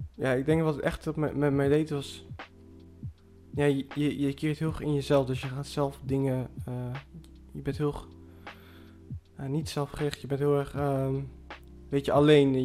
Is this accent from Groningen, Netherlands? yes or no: no; Zwolle, Overijssel, Netherlands; ik ben dan opgegroeid in Zwolle